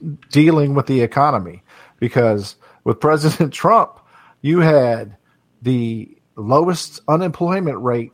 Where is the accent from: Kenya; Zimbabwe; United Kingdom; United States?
United States; Kentucky; I'm from Kentucky